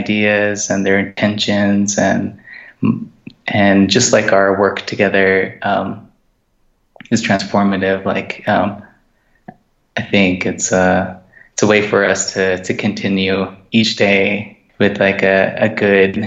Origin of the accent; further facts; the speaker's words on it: Gallup, New Mexico, United States; now in Fort Wingate, United States; I am from Gallup, New Mexico. I live in Fort Wingate